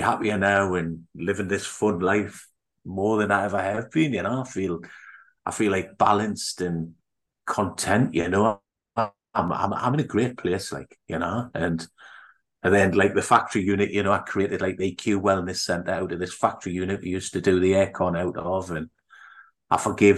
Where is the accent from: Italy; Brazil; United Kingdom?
United Kingdom; Newcastle upon Tyne, North East England; accent: Geordie; moved away; I was born in the UK, born in Newcastle, and what's classed as a Geordie in the northeast of England.